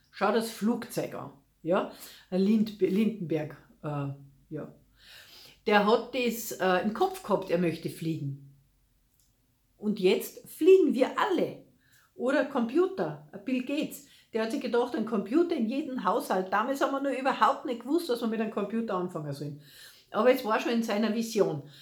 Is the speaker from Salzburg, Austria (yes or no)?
yes; Salzburg, Austria; ob es die Festung Hohen Salzburg ist, also ich bin ja aus Salzburg, gell, ganz egal